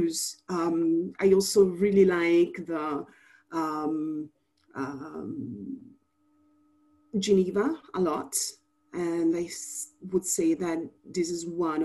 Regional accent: Italy; first language Italian; English is a second language; moved away as an adult; also born or lived in United States; now in Dakar, Senegal; I'm half Italian and half Mozambican. Was born and lived in Italy. And so Italian is my mother language

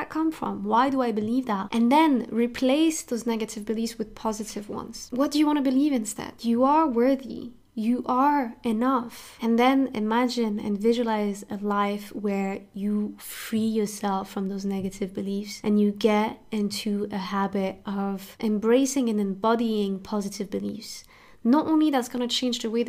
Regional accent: France; I grew up in France and I was a victim of discrimination pretty much my entire childhood

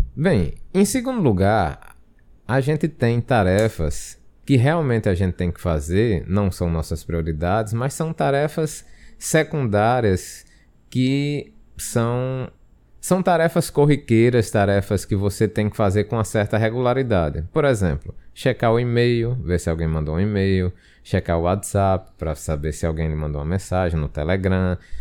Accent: Brazil; Nós somos brasileiros

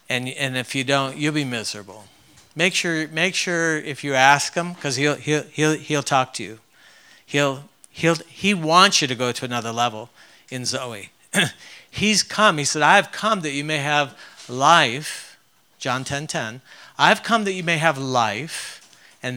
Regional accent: Ontario, Canada; moved away; I grew up in Canada

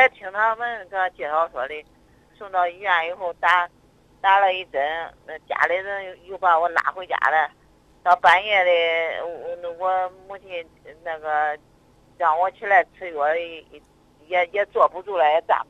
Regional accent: Zhumadian, Henan, China; 那个我是那个驻马店的。

